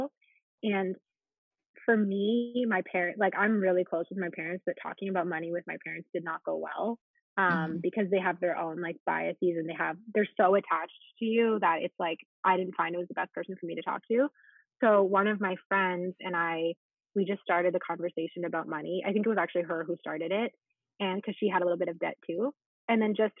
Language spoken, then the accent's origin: English; Ottawa, Ontario, Canada; moved away as an adult; now in Montreal, Canada; So I actually grew up in Ottawa